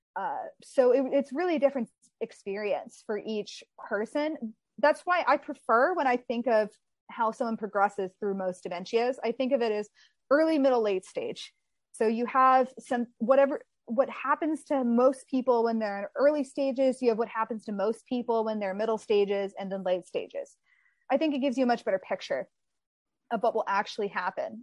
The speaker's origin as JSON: {"language": "English", "region": "Texas", "country": "United States", "tie": "born or raised there", "moved": "as an adult", "lives_now": "Southern California, United States", "said": "I grew up in Texas. I lived there my entire life and then I moved out here to California by myself."}